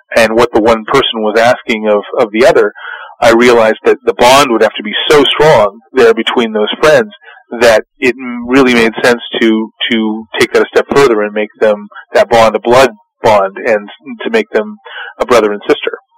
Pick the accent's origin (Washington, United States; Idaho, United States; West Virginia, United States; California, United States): Washington, United States; also born or lived in Detroit, Michigan; I was born in Detroit, but I grew up in Washington State